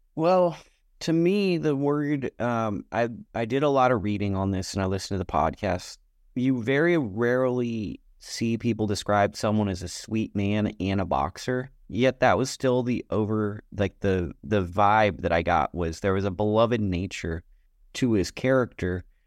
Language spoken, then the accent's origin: English; United States; I'm an American